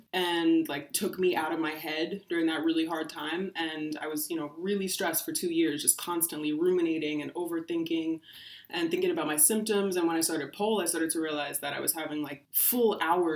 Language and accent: English; New York City, New York, United States; also born or lived in Long Island, New York; I grew up half in the Bronx and half in Long Island with my parents and my sister.